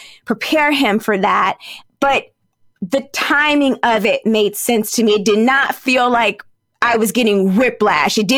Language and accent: English; Virginia, United States; moved away; also born or lived in New York; I grew up in Virginia